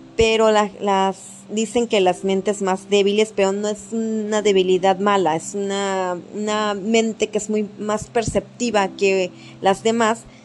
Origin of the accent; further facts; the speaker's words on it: Mexico; somos unos buenos mexicanos